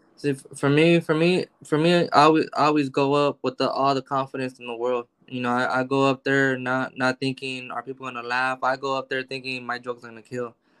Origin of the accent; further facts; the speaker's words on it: Los Angeles, California, United States; I grew up in South Central. So I got I got 15 years in Watts